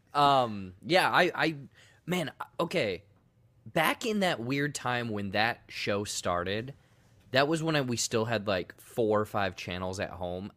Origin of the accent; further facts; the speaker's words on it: United States; I'm American